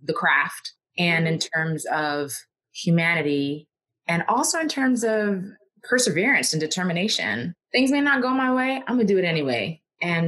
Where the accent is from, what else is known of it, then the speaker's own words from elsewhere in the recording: New York, United States; I'm from New York